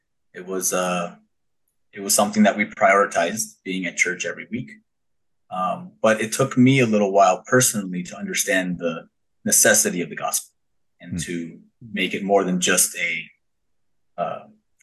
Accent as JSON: {"language": "English", "town": "Thousand Oaks", "region": "California", "country": "United States", "tie": "born or raised there", "said": "I grew up in Thousand Oaks, California, born and raised"}